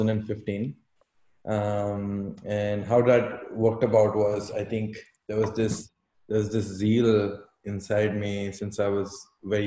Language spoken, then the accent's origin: English; Delhi, India; I was born and brought up in Delhi.